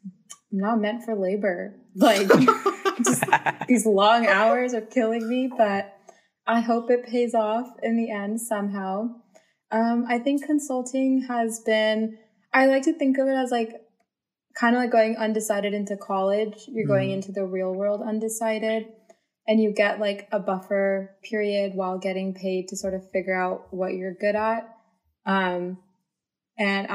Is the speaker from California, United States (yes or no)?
yes; Bay Area, California, United States; also born or lived in Central Valley, California; I have lived in the Bay Area all my life